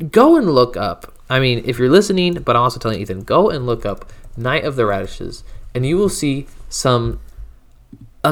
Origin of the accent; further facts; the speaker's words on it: United States; I was born and raised in America